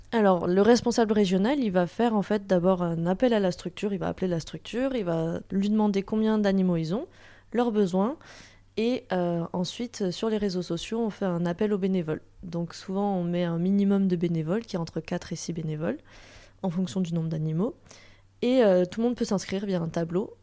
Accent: Toulouse, Occitania, France; je viens de Toulouse

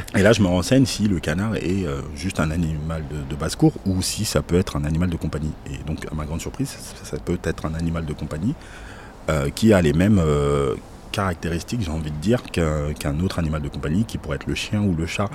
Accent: Paris, Île-de-France, France; je suis parisien, donc euh, je suis un amoureux de Paris

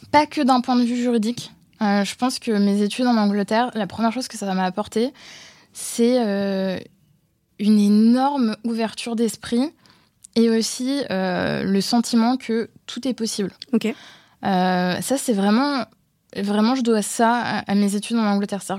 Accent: France; Moi, quand je suis arrivée de France, euh, premier cours, on me demande mon opinion, j'étais mortifiée.

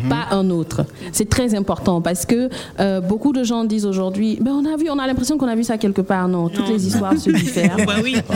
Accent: Guinea; also born or lived in Abidjan, Côte d'Ivoire; Et nous, sommes aussi venus nous présenter aux Abidjanais, comme on le dit, et aussi euh, envoyer la Guinée mm. à Abidjan pour nos compatriotes euh, guinéens, pour la communauté guinéenne que nous avons ici.

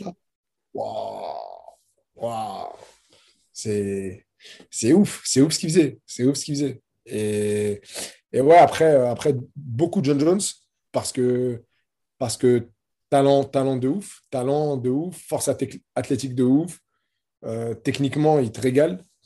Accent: France; je suis combattant de MMA, euh, franco-marocain

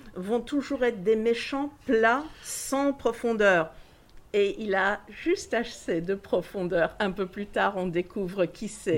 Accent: Tangier, Tanger-Tetouan-Al Hoceima, Morocco; moved away; also born or lived in Washington; je suis d'Angéroise d'origine

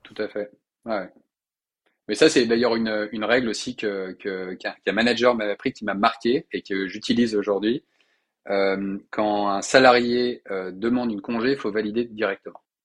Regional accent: Lyon, Auvergne-Rhône-Alpes, France; also born or lived in Paris; je viens à titre personnel de me réinstaller à Lyon, notamment pour ouvrir ce bureau, en tant que Lyonnais qui se respecte

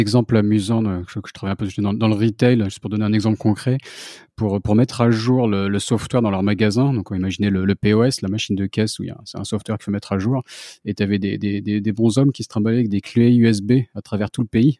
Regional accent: France; je suis français moi-même

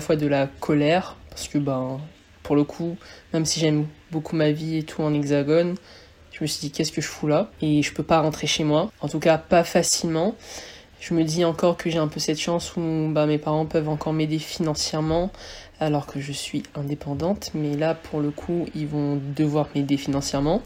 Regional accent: Réunion; moved away as an adult; also born or lived in mainland France; now in France; moi je viens de la Réunion, ça fait 5 ans que, bah, je, viens en métropole maintenant

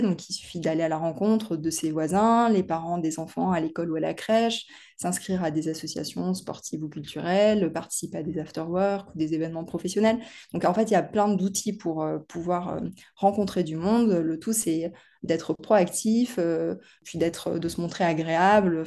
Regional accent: the South-West, south-west France, France; moved away as an adult; also born or lived in Paris; je suis née dans le Sud-Ouest et j'y ai passé la plus grande partie de mon enfance

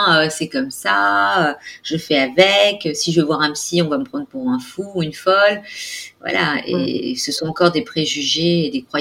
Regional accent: Gabon; born there; Moi, je suis née au Gabon, je suis d'origine réunionnaise et je suis française.

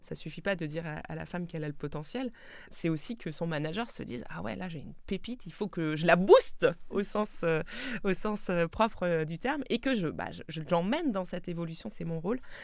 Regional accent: Alsace, Grand Est, France; moi je suis alsacienne, je suis née euh, euh, et j'ai grandi à quelques kilomètres de, la frontière

